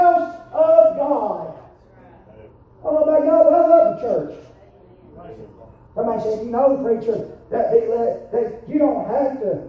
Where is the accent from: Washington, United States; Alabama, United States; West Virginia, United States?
Alabama, United States; Growing up in the South, especially living in Alabama